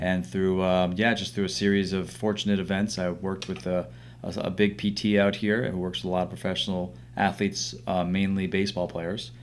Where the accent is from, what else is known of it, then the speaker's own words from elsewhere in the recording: New York City, New York, United States; I grew up around New York City